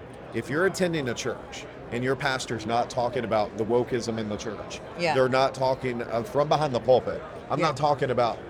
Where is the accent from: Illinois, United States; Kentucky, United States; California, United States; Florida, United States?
Kentucky, United States; moved away as an adult; now in Lake Havasu City, United States; we are from Kentucky. We moved here in 2020, right in the middle of the pandemic